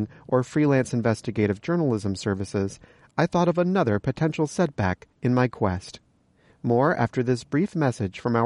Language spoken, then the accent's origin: English; Los Angeles, California, United States; my hometown of Los Angeles